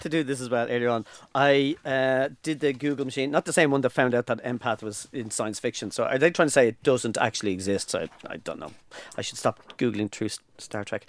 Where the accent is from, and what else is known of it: Ireland